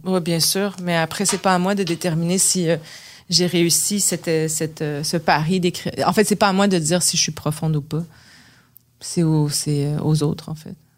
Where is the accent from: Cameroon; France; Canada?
Canada; Quebec; accent: québécois; si j'arrivais avec un accent québécois